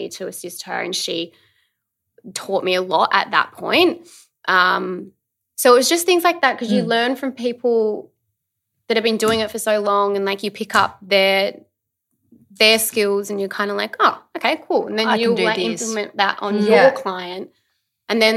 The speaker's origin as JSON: {"language": "English", "town": "Adelaide", "region": "South Australia", "country": "Australia", "moved": "yes", "lives_now": "Melbourne, Australia", "said": "I'm originally from Adelaide."}